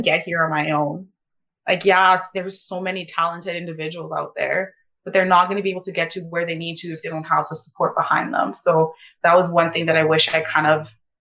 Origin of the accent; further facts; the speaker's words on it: Ponoka, Alberta, Canada; English is a second language; moved away as an adult; also born or lived in Sierra Leone; I grew up in Pinoca, and I know I left and went to university elsewhere, but like, I've always been a Pinoca girl